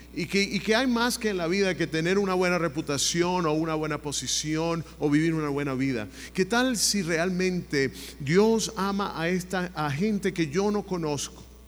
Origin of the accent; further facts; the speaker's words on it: Venezuela; now in United States; mi país natal de Venezuela